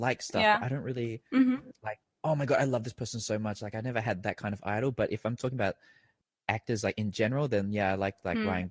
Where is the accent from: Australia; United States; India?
Australia; moved away as an adult; now in Thailand; growing up in Australia